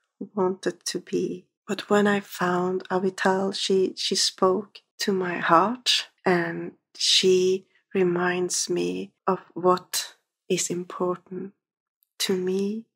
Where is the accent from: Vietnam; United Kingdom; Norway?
Norway; I'm from Norway.